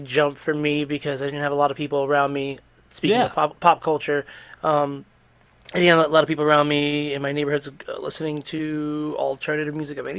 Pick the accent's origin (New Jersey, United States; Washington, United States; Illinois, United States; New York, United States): New York, United States; our growing up in New York